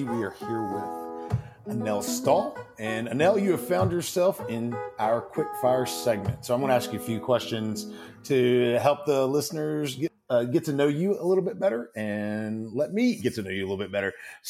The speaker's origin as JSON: {"language": "English", "town": "Statesville", "region": "North Carolina", "country": "United States", "tie": "born or raised there", "said": "I grew up in Statesville, and we also have a Dogwood Festival."}